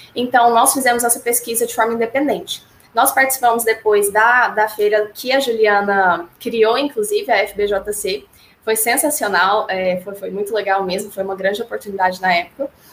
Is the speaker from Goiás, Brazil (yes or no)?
yes; Goiânia, Goiás, Brazil; sou de Goiânia